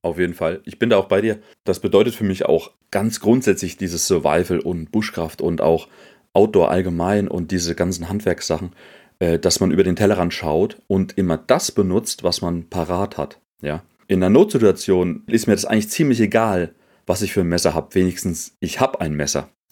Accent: Germany; bei uns in Deutschland

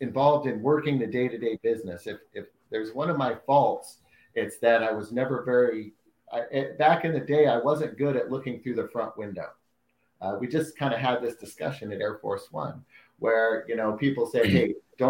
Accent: Salem, Oregon, United States; I'm from Salem, Oregon, which is just down from Portland

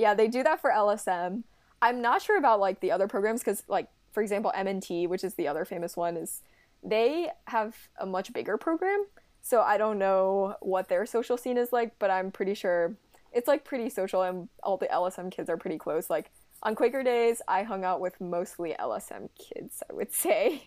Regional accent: Cincinnati, Ohio, United States; I'm from Cincinnati, Ohio

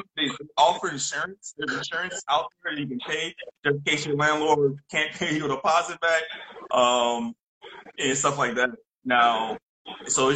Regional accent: New Orleans, Louisiana, United States; moved away as an adult; now in South Korea; I'm from New Orleans, Louisiana

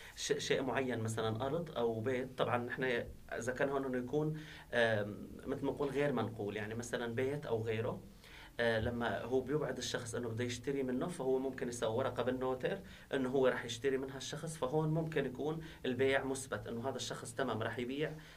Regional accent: Syria; now in Turkey; نحن وضعنا كسوريين نحن هون

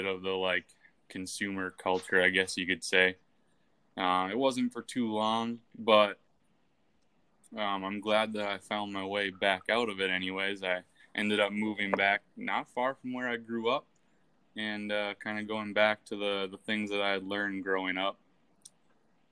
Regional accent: far north Wisconsin, United States; I grew up far north in Wisconsin, kind of in the middle of the woods

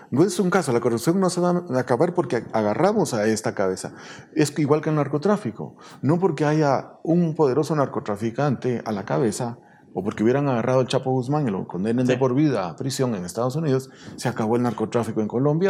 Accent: Guatemala; como guatemaltecos

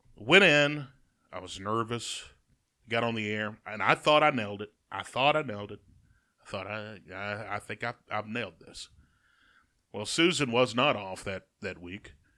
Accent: Jasper, Alabama, United States; I'm from Jasper.

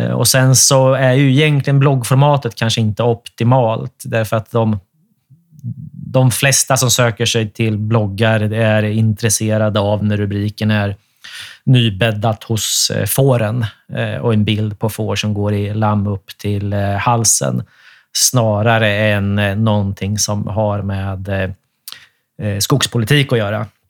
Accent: Sweden; Vi är ju svenskar allesammans

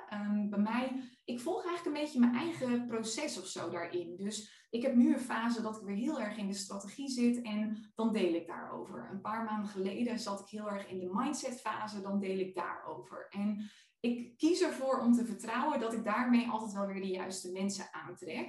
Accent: Friesland, Netherlands; moved away; mijn dorp waar ik vandaan kom in Friesland.

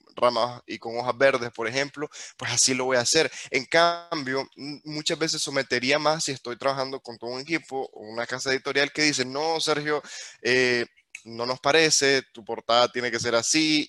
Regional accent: Nicaragua; nosotros como nicaragüenses crecimos sin tantas oportunidades

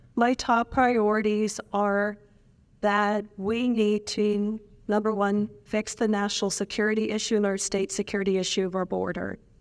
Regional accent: Pennsylvania, United States; moved away as an adult; now in Texas, United States; I grew up in Pennsylvania my whole life

